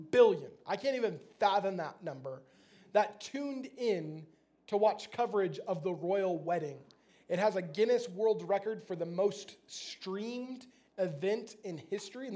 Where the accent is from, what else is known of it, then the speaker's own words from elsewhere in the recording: United States; I'm American